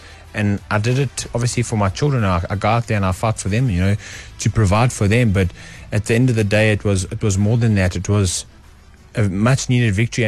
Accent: South Africa; I'm just from South Africa

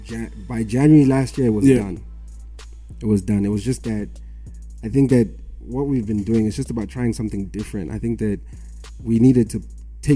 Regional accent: Harare, Zimbabwe; I was born in Mount Pleasant

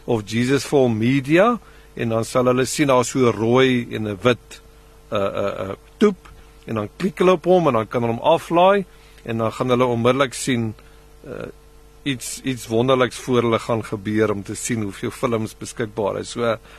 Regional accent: South Africa; ons ander mense in Suid-Afrika

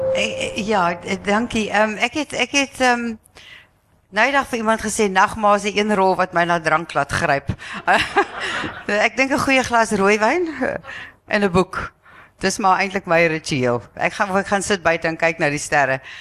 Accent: South Africa; ons is geneig as Suid-Afrikaners

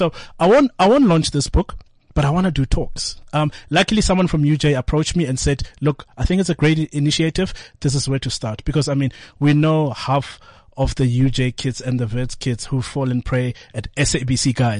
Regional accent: Atteridgeville, Gauteng, South Africa

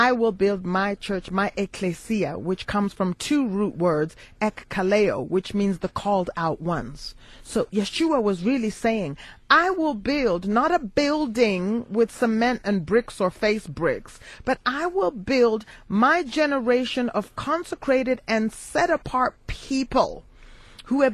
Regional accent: United States; now in South Africa; I use the word house because I grew up in the United States.

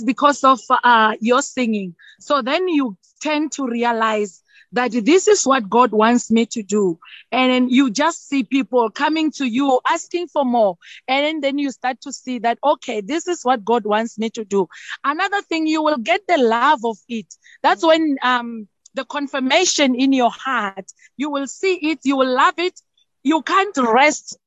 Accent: Tzaneen, Limpopo, South Africa; Lenyenye is a township. It's near another township called Nkwankwa. It's in Tzaneen. So I grew up in that township.

